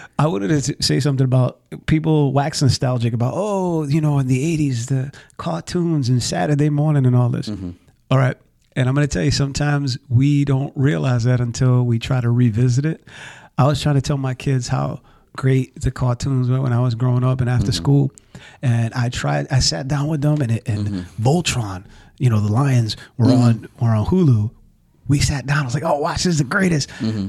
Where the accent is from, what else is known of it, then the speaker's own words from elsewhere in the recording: Alabama, United States; from Alabama